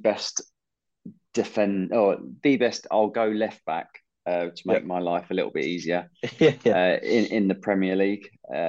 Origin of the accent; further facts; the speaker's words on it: Surrey, South East England, United Kingdom; I was coming from Surrey.